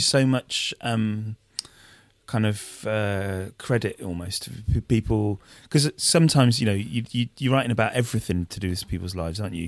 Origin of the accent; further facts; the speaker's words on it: Wiltshire, South West England, United Kingdom; moved away as an adult; now in Bristol, United Kingdom; I moved to Bristol, like, three, four years ago, um, but obviously I was from, I'm from Wiltshire